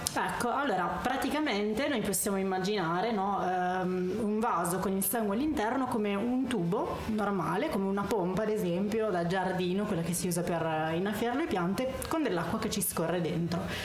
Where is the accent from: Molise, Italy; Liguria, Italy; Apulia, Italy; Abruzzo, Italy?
Apulia, Italy; San Nicandro Garganico; moved away; also born or lived in Modena; Il mio paesino si chiama San Nicandro Garganico.